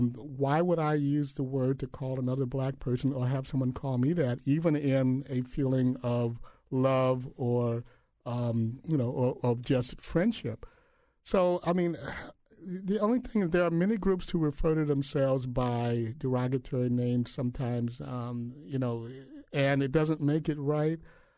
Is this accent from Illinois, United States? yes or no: yes; Illinois, United States; my parents are from Mississippi, and I was born and raised in Illinois.